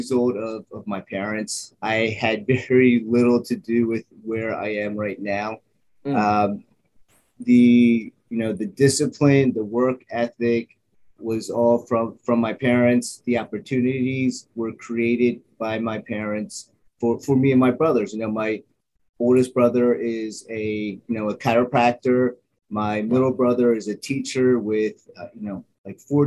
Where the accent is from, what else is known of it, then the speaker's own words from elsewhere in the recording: Wilmington, Delaware, United States; I was born and raised in Wilmington, Delaware